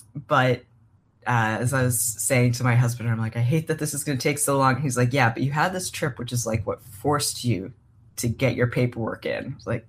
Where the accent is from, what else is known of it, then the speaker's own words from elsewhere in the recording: Derry, New Hampshire, United States; moved away as an adult; also born or lived in Edinburgh, Scotland; now in Boston, United States; I grew up in Derry, New Hampshire. I am a New England boy, born and bred. And yeah, so I was born there, grew up there, lived in New Hampshire until I went to college down in Boston